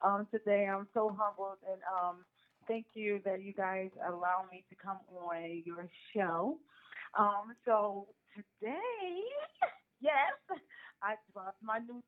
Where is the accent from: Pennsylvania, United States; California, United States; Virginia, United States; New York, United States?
Pennsylvania, United States; Philadelphia; I grew up in Philadelphia